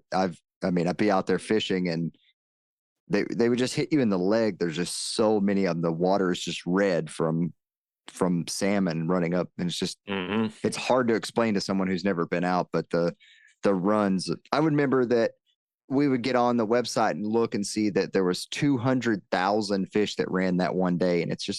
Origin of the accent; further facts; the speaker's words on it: the South, United States; just like you, I grew up in the South, we hunted out of tree stands